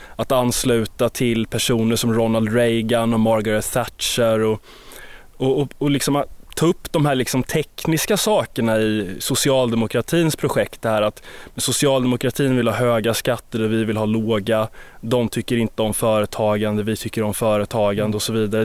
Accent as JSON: {"language": "Swedish", "country": "Sweden", "said": "som svensk"}